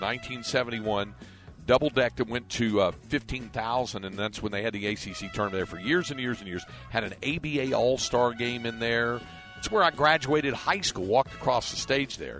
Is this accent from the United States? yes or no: yes; Greensboro, North Carolina, United States; Greensboro, my hometown